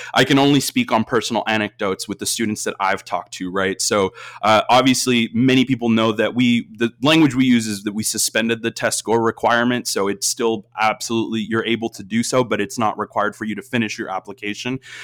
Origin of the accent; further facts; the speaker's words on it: Austin, Texas, United States; I, I grew up in Austin, Texas